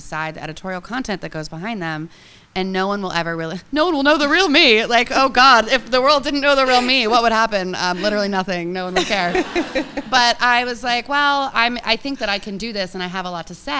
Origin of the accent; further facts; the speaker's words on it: California, United States; moved away as an adult; also born or lived in San Francisco; now in New York, United States; I'm from California, I'm gonna die in California